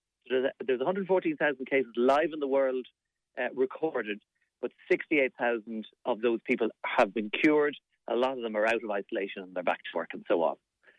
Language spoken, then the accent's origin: English; Munster, Ireland; I'll be down in my neighbouring county since I am in from West Clare.